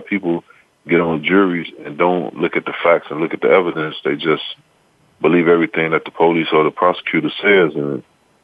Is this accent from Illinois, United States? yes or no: yes; Chicago, Illinois, United States; I'm from Chicago